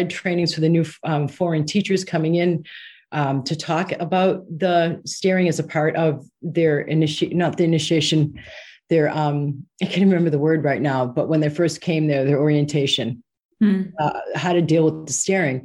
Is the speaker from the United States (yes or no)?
yes; United States; moved away as an adult; now in United Kingdom; as an American